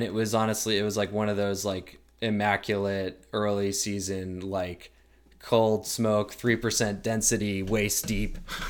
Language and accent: English; Portland, Maine, United States; Like I'm from Portland, Maine, so like our real advantage is that we're kind of have a bit of a back door into the White Mountains.